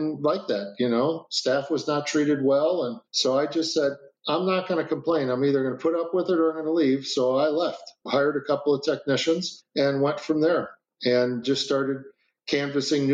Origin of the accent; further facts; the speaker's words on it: Chicago, Illinois, United States; moved away; also born or lived in Minneapolis, Minnesota / Racine, Wisconsin; I'm from Chicago. I went to school in Minnesota